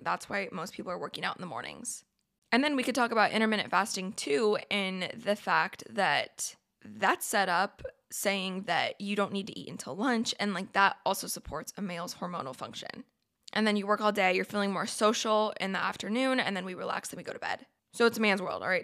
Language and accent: English; Oregon, United States; I'm from Oregon, went to Oregon State